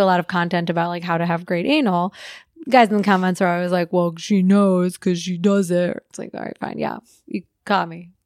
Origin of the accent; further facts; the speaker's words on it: Midwest, United States; I grew up in the Midwest